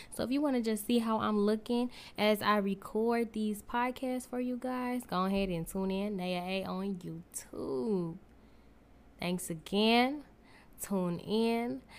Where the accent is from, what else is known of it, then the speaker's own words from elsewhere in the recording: Newark, New Jersey, United States; now in Saint Louis, United States; I am from Newark, New Jersey, but I reside in Saint Louis, Missouri